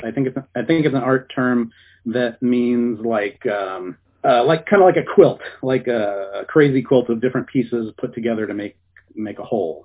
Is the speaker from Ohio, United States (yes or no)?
yes; Ohio, United States; moved away as an adult; now in California, United States; I grew up in Ohio and uh, I went to college in Ohio and I was living there for a long time. And then uh, I couldn't find any work as an artist there, so I moved to California